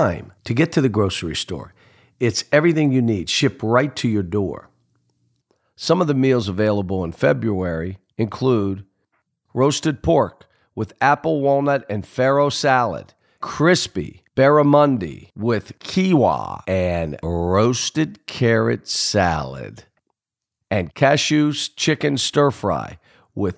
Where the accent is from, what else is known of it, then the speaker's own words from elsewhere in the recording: Pittsburgh, Pennsylvania, United States; we're both from Pittsburgh